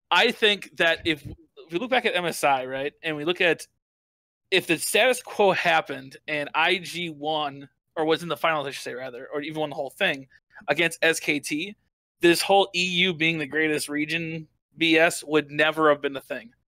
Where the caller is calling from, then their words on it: Wisconsin, United States; I'm calling from small town Wisconsin.